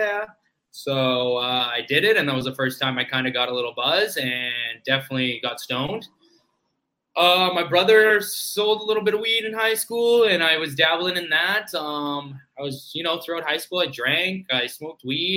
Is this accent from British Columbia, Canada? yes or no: yes; Maple Ridge, British Columbia, Canada; we grew up in Maple Ridge, British Columbia, Canada